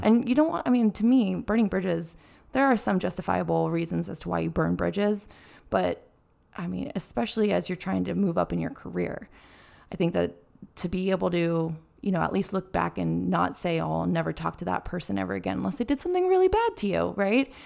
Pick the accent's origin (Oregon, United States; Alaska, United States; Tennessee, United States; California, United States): California, United States; I'm from California